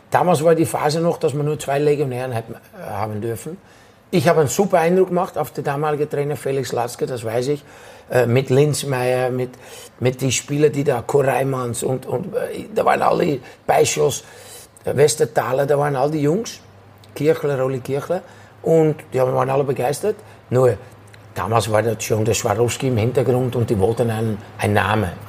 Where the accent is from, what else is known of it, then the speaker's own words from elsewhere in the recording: Rotterdam, South Holland, Netherlands; Und da bin ich zu Excelsior Rotterdam, in meiner Heimatstadt Rotterdam.